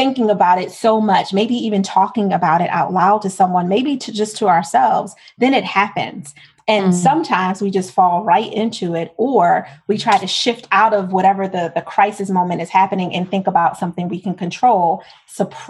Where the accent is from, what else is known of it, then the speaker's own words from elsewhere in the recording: Philadelphia, Pennsylvania, United States; I'm from Philadelphia.